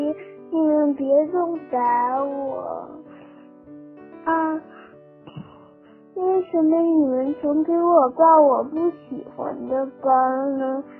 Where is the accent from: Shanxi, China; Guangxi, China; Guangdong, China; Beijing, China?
Beijing, China; ，七岁。